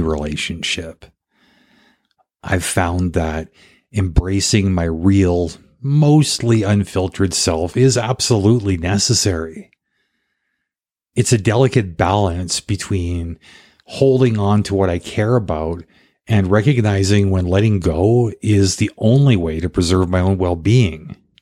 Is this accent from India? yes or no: no; Canada; also born or lived in South Africa / Paraguay; being Canadian